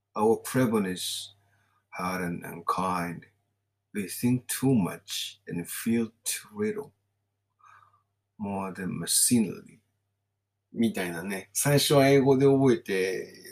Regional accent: Kawasaki, Kanagawa, Japan; also born or lived in Saiwai-ku, Kawasaki; now in Kawasaki, Japan; 私が生まれ育った地域ってのは川崎南部なんですね。

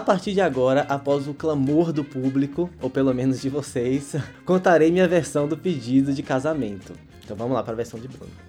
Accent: Bahia, Brazil; eu sou baiano

